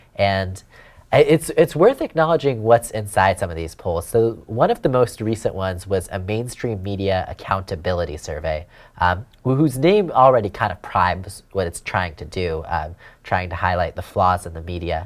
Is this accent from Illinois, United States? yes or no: no; California, United States; out of the state of uh, California, out of my home state